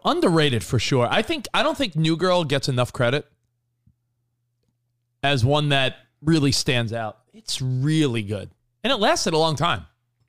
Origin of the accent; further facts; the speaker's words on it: Franklin Square, New York, United States; now in Los Angeles, United States; When I was a kid growing up in Franklin Square, because nothing happened in Franklin Square, Long Island. Great little suburban town, but nothing happened there.